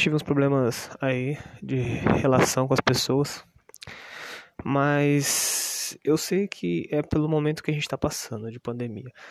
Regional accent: Brazil; eu sou brasileiro

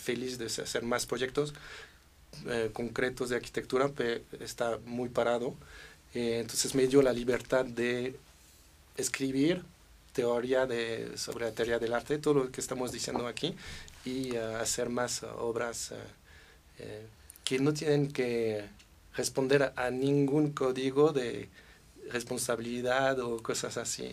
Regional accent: Versailles, Île-de-France, France; Spanish is a second language; also born or lived in Paris; now in Mexico; crecí en Versalles

